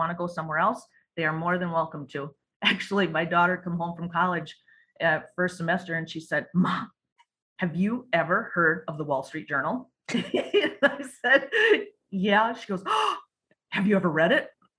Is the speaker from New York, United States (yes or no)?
no; Cameron, Wisconsin, United States; growing up in that small town, you get to know everybody and everybody knows you